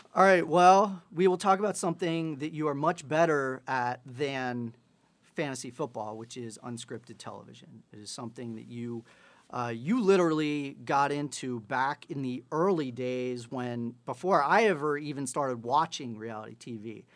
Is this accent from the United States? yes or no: yes; Ohio, United States; I'm from Ohio